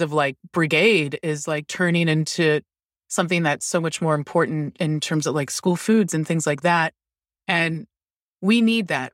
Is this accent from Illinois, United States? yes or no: no; Towson, Maryland, United States; also born or lived in Lutherville, Maryland; I grew up in Baltimore County, north of Baltimore City, and in, like, Towson, Maryland, and Lutherville, Maryland